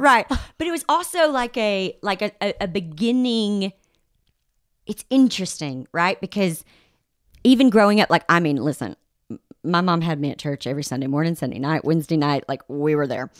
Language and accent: English; the Bible Belt, United States; I grew up in the Bible Belt